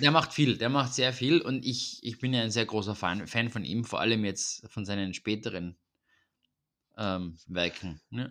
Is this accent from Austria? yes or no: yes; Vienna, Austria; bei uns in Wien.